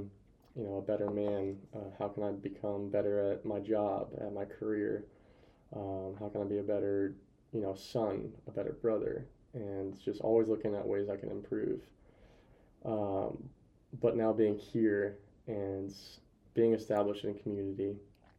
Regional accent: near Pullman, Washington, United States; now in Spokane, United States; I'll be back near family though, like 40 minutes from my hometown.

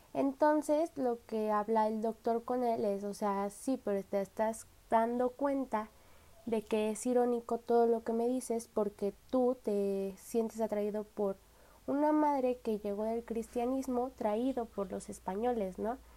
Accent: Mexico; nosotros como mexicanos

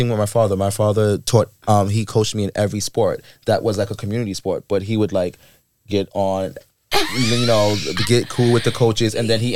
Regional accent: the South, United States; also born or lived in Queens ("Shadyville"); Growing up in the South

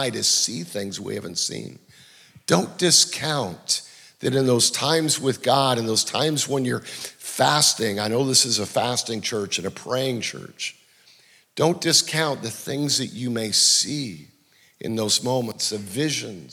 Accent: Canada; I'm from Canada.

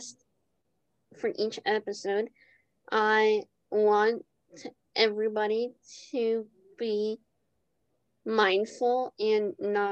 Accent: Jersey City, New Jersey, United States; I grew up in Jersey City

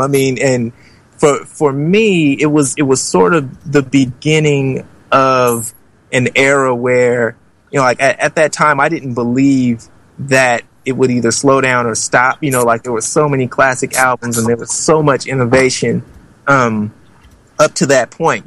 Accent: Oakland, California, United States; I'm from Oakland, California

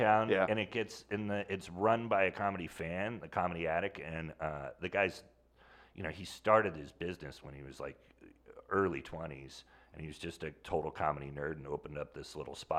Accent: Sonoma, California, United States; Sonoma, California.

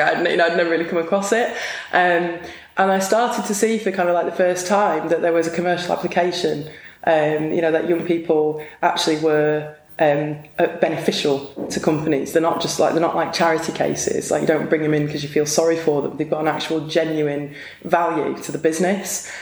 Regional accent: Blackpool, North West England, United Kingdom; I was born in Blackpool

